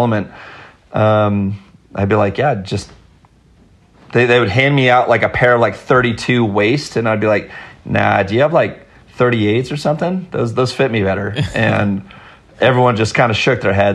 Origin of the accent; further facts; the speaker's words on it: Los Altos Hills, California, United States; I grew up in Los Altos Hills